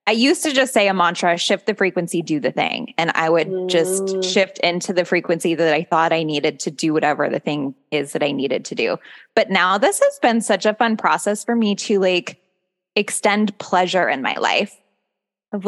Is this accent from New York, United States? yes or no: no; Seattle, Washington, United States; I'm from, I grew up mostly in Seattle